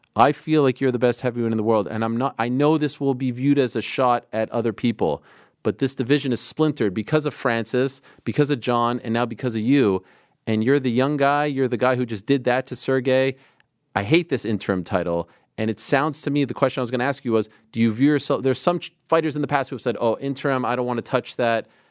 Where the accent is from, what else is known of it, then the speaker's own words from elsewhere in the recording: Canada; I was born in Canada, so I like Canada